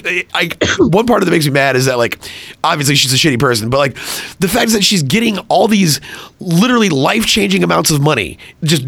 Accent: Killeen, Texas, United States; moved away; also born or lived in East Coast; my hometown

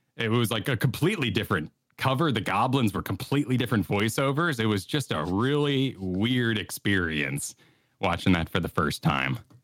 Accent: New Mexico, United States; I grew up in New Mexico

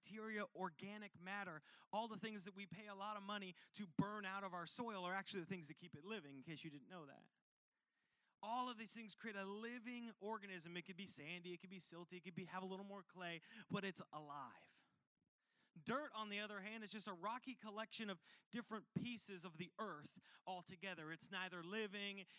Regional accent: United States; I'm from Washington.

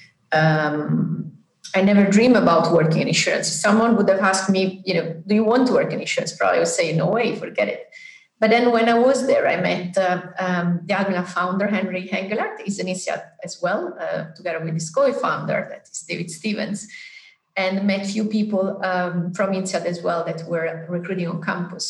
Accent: Naples, Campania, Italy; I'm from South Italy, from Naples, a town that is called Naples

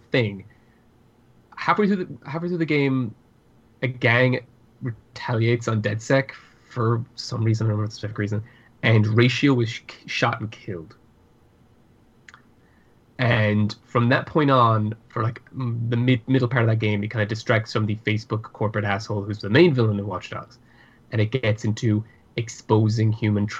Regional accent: Ireland; accent: Irish; My Irish accent comes out more when I'm talking to my family.

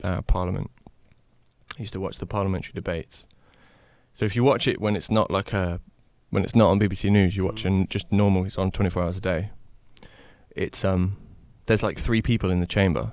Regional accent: the Midlands, England, United Kingdom; I'm from the Midlands

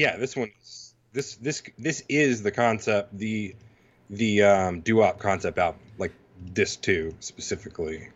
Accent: Mississippi, United States; I'm from Mississippi

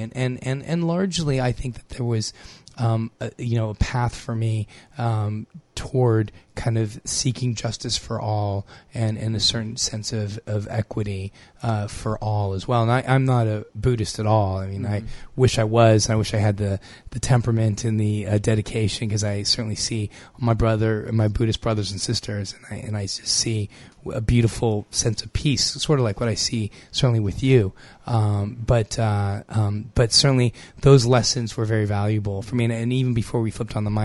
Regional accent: United States; growing up as an American and growing up as a consumer in America, my parents are from Morocco

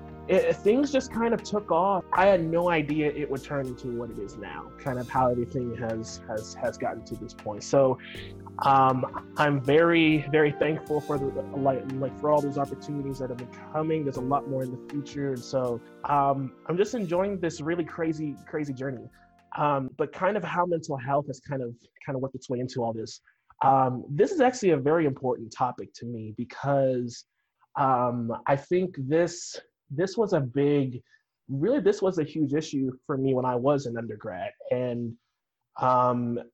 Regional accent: Arlington, Texas, United States; moved away as an adult; also born or lived in West Virginia; now in Georgia, United States; raised in Texas

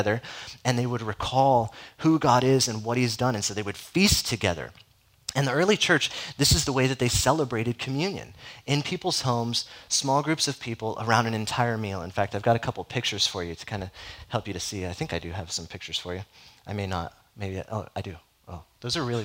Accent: Southern California, United States; moved away; I'm from Southern California, so there's not a whole lot of Catholic presence in Southern California

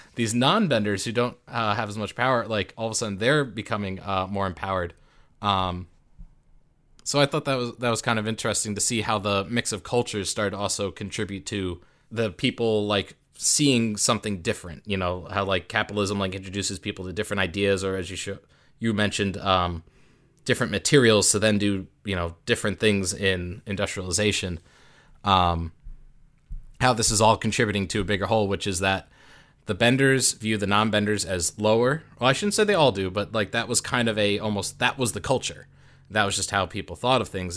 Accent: United States; I'm from America

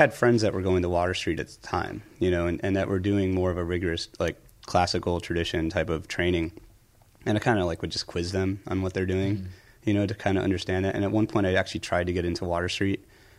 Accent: outside Philadelphia, New Jersey, United States; also born or lived in Arkansas / Ramstein Air Base, Germany / Bay Ridge, Brooklyn; now in New York, United States; then we moved to South Jersey. So I settled in Jersey like 6 or 7 years old.

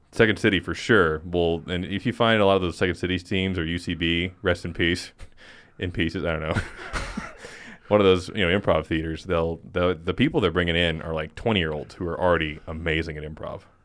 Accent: Rock Springs, Wyoming, United States; I was born in Rock Springs, Wyoming, which is just a hellhole.

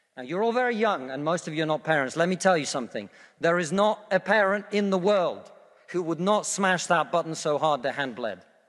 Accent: Russia; now in United Kingdom; I come from Russia, which is not a poor country

